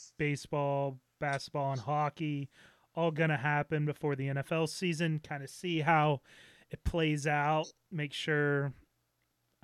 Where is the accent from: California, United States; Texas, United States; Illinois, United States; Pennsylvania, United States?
Pennsylvania, United States; Pittsburgh; We're both from Pittsburgh